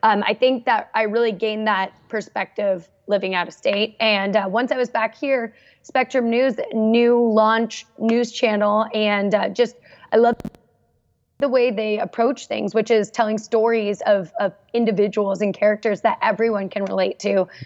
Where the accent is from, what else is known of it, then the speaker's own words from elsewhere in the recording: Santa Barbara, California, United States; I grew up in Santa Barbara, California